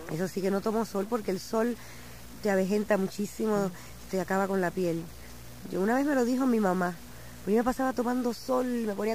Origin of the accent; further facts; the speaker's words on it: Arecibo, Puerto Rico; now in New York, United States; Sí, yo nací en Arecibo.